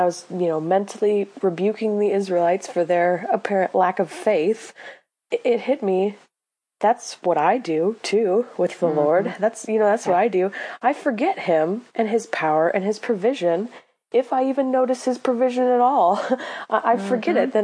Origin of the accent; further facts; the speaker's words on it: Illinois, United States; I'm from Illinois. We like corn.